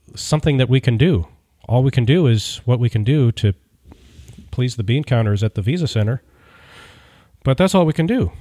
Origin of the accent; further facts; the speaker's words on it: United States; I'm an American